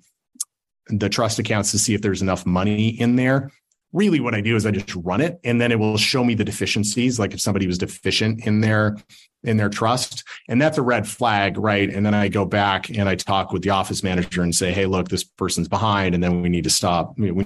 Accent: Salt Lake City, Utah, United States; I'm from Salt Lake

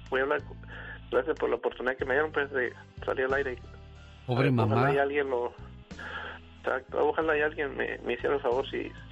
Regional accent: Rosarito, Baja California, Mexico; somos de aquí de Rosarito, Baja California.

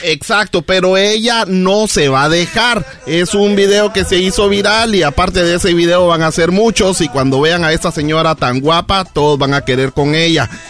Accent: Izabal, Guatemala; born or raised there; moved away

